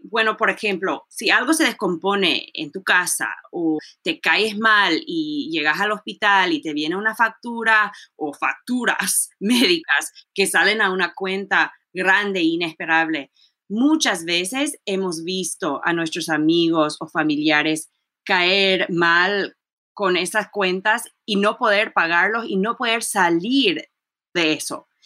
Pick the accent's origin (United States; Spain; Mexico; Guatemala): United States; College Park, Maryland; Y yo crecí en College Park, Maryland